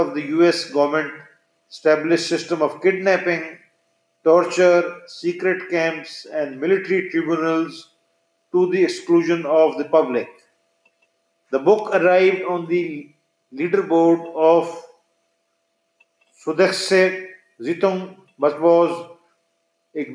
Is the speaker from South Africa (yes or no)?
no; Pakistan; having been born and bred in Pakistan